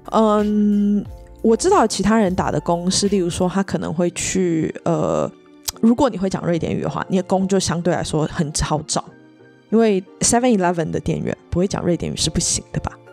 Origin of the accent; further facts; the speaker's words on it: Taiwan; moved away as an adult; now in Sweden; 我是台湾人